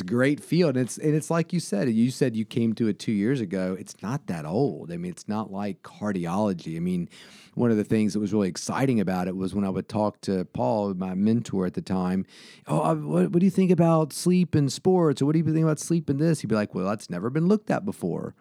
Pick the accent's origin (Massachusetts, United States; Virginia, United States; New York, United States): Virginia, United States; Salem; also born or lived in Roanoke, Virginia; born at Roanoke Memorial, but I grew up in Salem